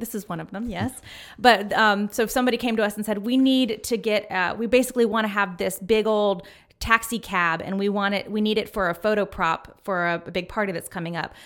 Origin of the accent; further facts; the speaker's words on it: Winston-Salem, North Carolina, United States; I grew up in North Carolina with my dad in Winston-Salem